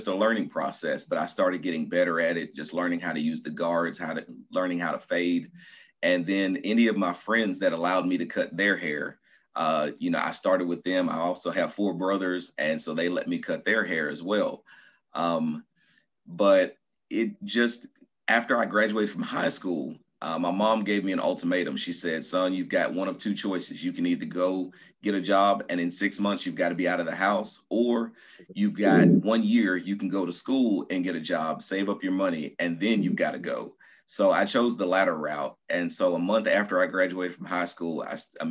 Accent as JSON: {"language": "English", "town": "Nashville", "region": "Tennessee", "country": "United States", "tie": "born or raised there", "also_born_or_lived": "Atlanta, Georgia / Baton Rouge, Louisiana", "moved": "as an adult", "lives_now": "Murfreesboro, United States"}